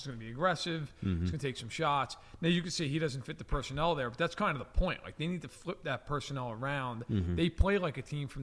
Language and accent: English; New York, United States; moved away; I'm from New York, and I know a lot of friends of mine back home